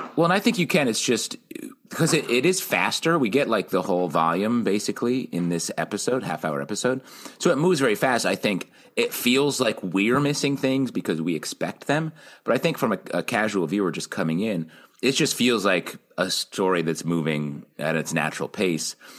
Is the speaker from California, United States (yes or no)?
no; New York, United States; I grew up on the Canadian border in New York State